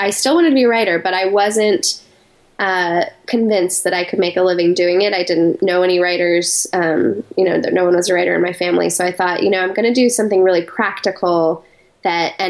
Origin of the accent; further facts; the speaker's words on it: Colorado Springs, Colorado, United States; moved away as an adult; also born or lived in New York City; I grew up in Colorado Springs, Colorado.